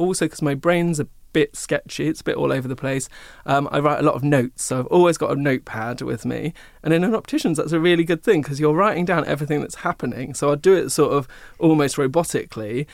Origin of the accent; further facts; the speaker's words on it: Seaford, South East England, United Kingdom; also born or lived in Brighton; growing up in Seaford, I was told you have to be either a banker or this